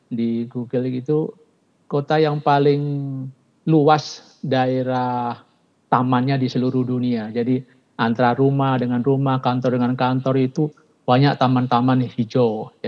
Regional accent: Surabaya, East Java, Indonesia; Pak saya dari Surabaya, istri dari Bugis, Pak.

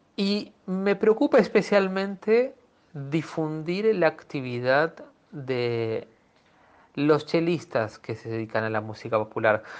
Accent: Peru; moved away as an adult; also born or lived in Buenos Aires, Argentina; now in Argentina; Nací en Perú y en el año 93 me trasladé a Buenos Aires para mm, estudiar en el Conservatorio Nacional.

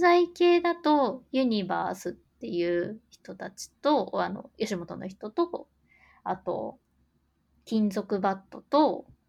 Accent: Gifu, Japan; born or raised there

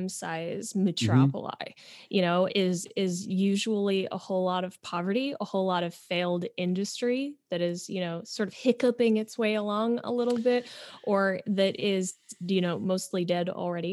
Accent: Syracuse, New York, United States; I am from a city, I'm from Syracuse

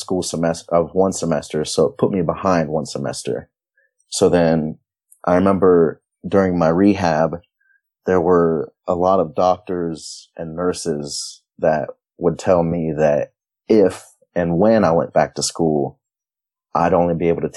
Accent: New Lexington, Ohio, United States; that's how my hometown was too, New Lexington. We were a small town

